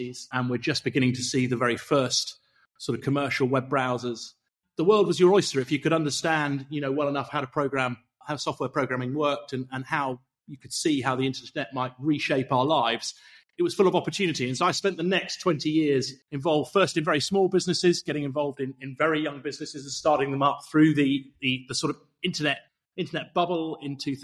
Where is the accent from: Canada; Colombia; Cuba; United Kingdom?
United Kingdom; Somerset, South West England; moved away; also born or lived in Silicon Valley, California / Chilterns; I grew up on the farms in Somerset